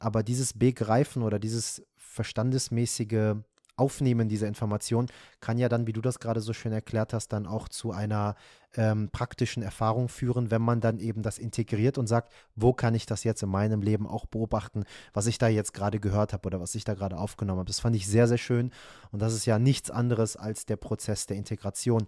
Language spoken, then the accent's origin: German; Iran; moved away; von meinem Herkunftsland sprechen, also Iran